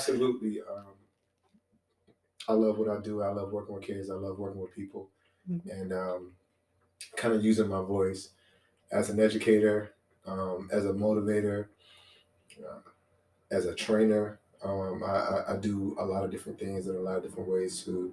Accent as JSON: {"language": "English", "town": "Lynchburg", "region": "Virginia", "country": "United States", "tie": "born or raised there", "also_born_or_lived": "South Carolina", "moved": "as an adult", "said": "I'm originally from Lynchburg, Virginia, small country town boy. I grew up there and I moved down to South Carolina"}